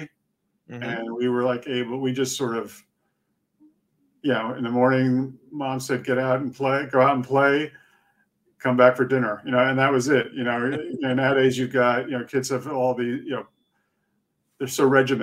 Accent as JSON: {"language": "English", "region": "Connecticut", "country": "United States", "tie": "born or raised there", "also_born_or_lived": "Boston, United States / France", "moved": "as an adult", "lives_now": "New York City, United States", "said": "My parents are Swiss, so I'm a Swiss citizen, but I was raised in Connecticut."}